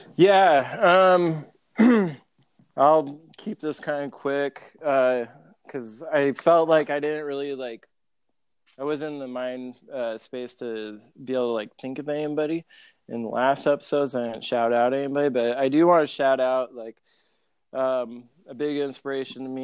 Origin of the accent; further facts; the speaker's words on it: Grand Island, Nebraska, United States; my hometown, Grand Island